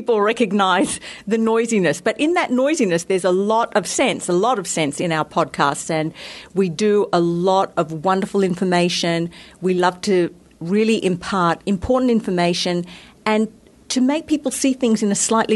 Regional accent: Australia; now in United States; I am from Australia. I was brought up in a very sunny climate

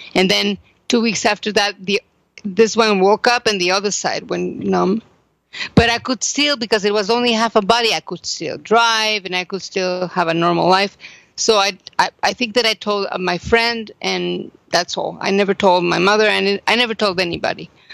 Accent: Mexico; now in Jerusalem, Israel; I am from Mexico.

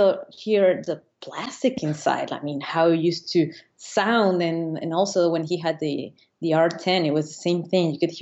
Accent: Venezuela; moved away as an adult; now in Annecy, France; I'm from Venezuela, and I just moved to France

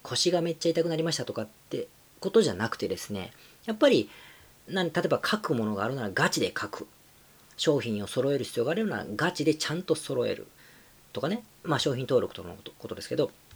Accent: Japan; 今回はもう日本に帰ってきてるので、自分の地元で、えー、収録してお届け

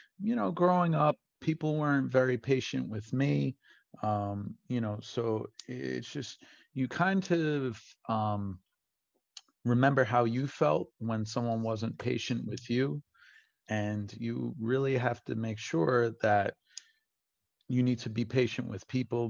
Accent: Brentwood, New York, United States; I grew up in Brentwood

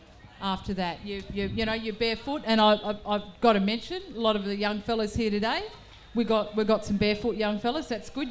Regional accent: South Australia, Australia; I'm South Australian

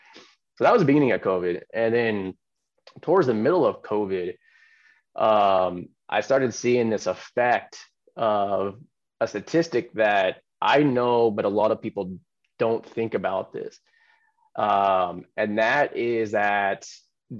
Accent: Silicon Valley, California, United States; I grew up in Silicon Valley

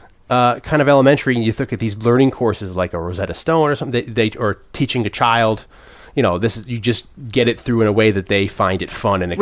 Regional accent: New Haven, Connecticut, United States; I grew up in New Haven.

